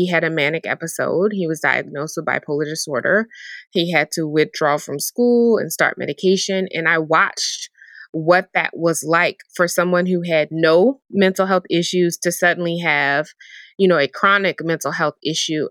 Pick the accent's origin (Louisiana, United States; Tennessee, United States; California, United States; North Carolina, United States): Louisiana, United States; New Orleans; I'm from New Orleans